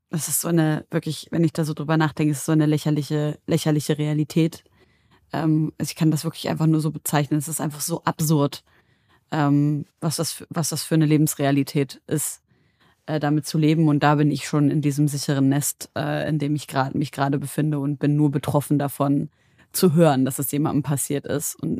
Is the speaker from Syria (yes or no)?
yes; Syria; seit äh, über zehn Jahren herrscht in meiner Heimat Syrien Krieg.